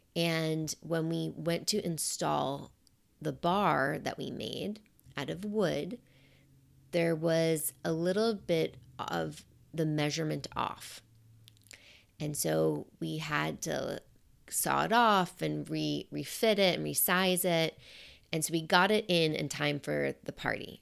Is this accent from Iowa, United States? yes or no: no; New York, United States; I'm a New Yorker.